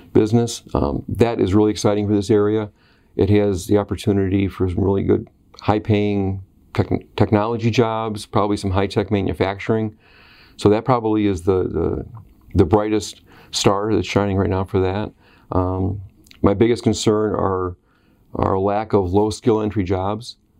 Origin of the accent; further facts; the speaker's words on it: Oswego, New York, United States; also born or lived in Western Pennsylvania; I grew up in Oswego